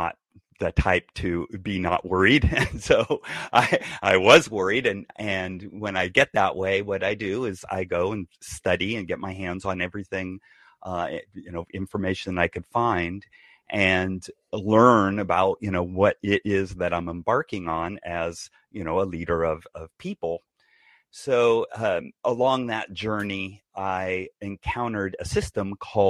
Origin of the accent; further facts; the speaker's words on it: Bay Area, California, United States; also born or lived in San Diego; I was raised in the Bay Area